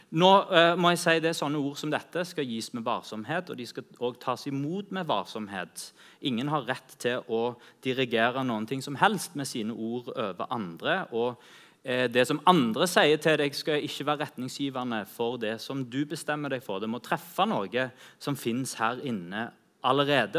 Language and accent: Norwegian; Norway